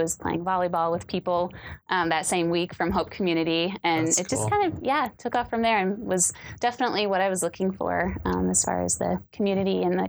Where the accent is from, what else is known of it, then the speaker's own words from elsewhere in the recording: Springfield, Missouri, United States; also born or lived in Midwest; now in Roseville, United States; Springfield, Missouri is kind of my hometown. Yeah. So kind of lived all over the Midwest, but I claim it because I live the longest there.